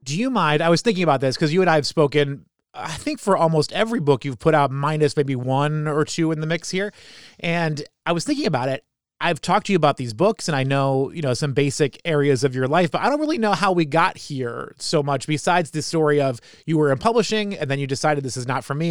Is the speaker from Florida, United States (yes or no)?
no; New Hampshire, United States; I grew up in New Hampshire